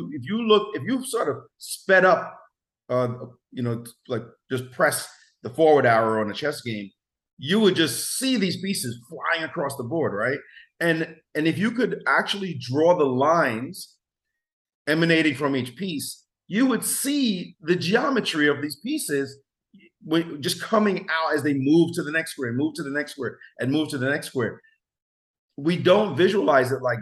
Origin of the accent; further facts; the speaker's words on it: New York City, New York, United States; also born or lived in Jamaica; We grew up in Brownsville together